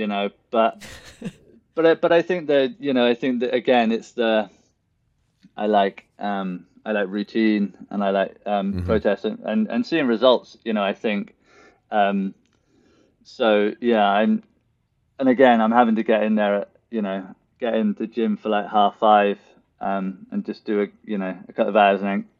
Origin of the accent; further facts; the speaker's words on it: Newport, Wales, United Kingdom; moved away as an adult; also born or lived in Bristol; Newport Marathon, which is my hometown